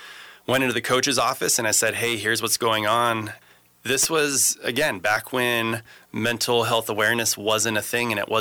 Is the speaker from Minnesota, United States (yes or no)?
no; Morgan Hill, California, United States; also born or lived in Gilroy, California; I grew up in Morgan Hill